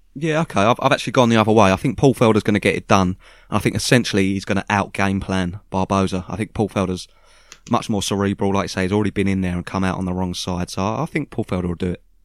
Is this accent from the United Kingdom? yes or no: yes; United Kingdom; we're British